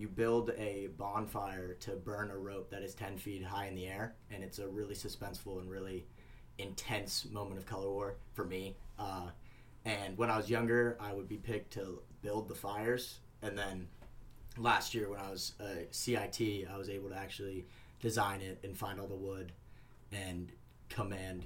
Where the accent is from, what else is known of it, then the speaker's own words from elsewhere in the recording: Pittsburgh, Pennsylvania, United States; I'm from Pittsburgh, Pennsylvania